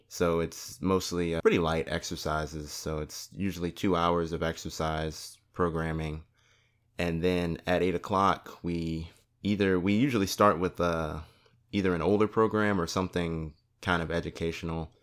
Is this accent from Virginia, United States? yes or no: yes; Gloucester, Virginia, United States; moved away as an adult; I'm from Gloucester